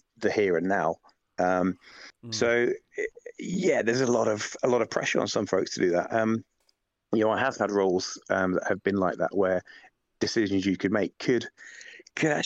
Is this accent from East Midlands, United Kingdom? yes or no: yes; Lincoln, East Midlands, United Kingdom; now in London, United Kingdom; I come from Lincoln originally. I'm living down in London, Lincoln originally